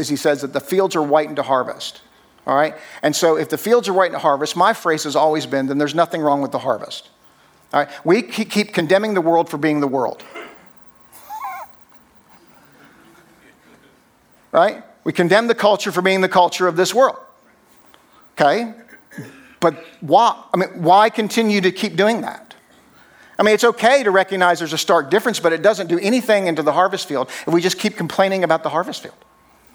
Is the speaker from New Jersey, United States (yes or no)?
yes; New Jersey, United States; moved away as an adult; also born or lived in Tennessee / Atlanta, Georgia; I grew up drinking Coke, and I was from New Jersey, not Atlanta